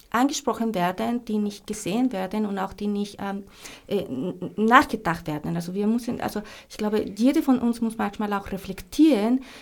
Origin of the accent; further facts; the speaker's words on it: Colombia; born there; German is a second language; moved away; also born or lived in Germany; ich bin in Kolumbien geboren. das stimmt schon. Aber seit 20 Jahren lebe ich in Europa. Mhm. Ja, also erst in Deutschland und dann ich bin.